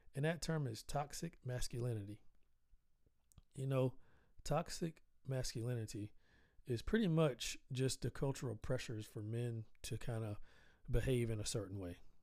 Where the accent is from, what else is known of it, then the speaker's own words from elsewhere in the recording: the South, United States; I'm Southern. I'm from the South. I actually I grew up on a dirt road